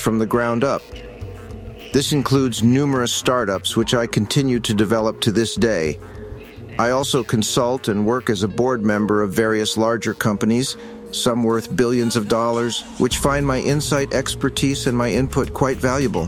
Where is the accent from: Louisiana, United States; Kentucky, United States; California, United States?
California, United States; Los Angeles; Growing up in Hollywood